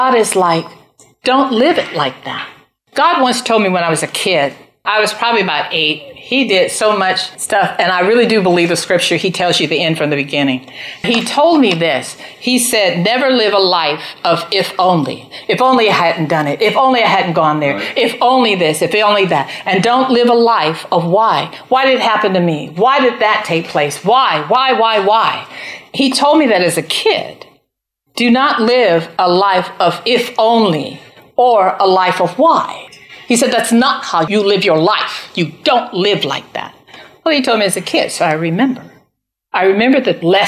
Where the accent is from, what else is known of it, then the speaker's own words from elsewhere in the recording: United States; I'm an American